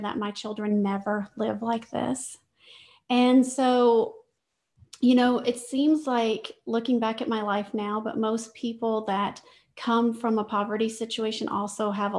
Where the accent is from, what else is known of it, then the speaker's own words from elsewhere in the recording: Louisiana, United States; I grew up in Louisiana